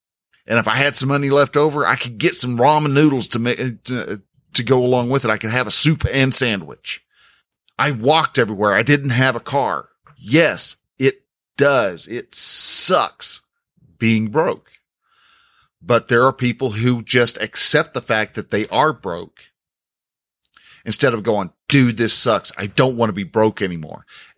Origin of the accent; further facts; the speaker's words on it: Texas, United States; well, where are you from? Well, I'm from Texas.